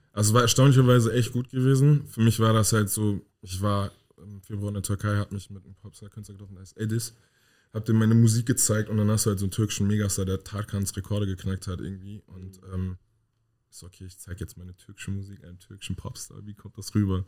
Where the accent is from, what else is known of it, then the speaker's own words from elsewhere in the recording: Hanau, Hesse, Germany; moved away as an adult; also born or lived in Berlin; now in North Rhine-Westphalia, Germany; Komme aus Hanau, habe vier Jahre in Berlin gelebt und bin jetzt ähm, im Frühjahr diesen Jahres weggezogen